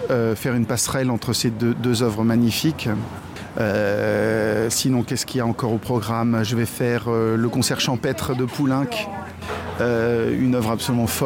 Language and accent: French; France; now in Saarbrücken, Germany; le répertoire français je suis français c'est bien normal que j'en fasse beaucoup euh, et j'espère que mes compatriotes euh, feront les 6 km qui nous séparent de sarbruck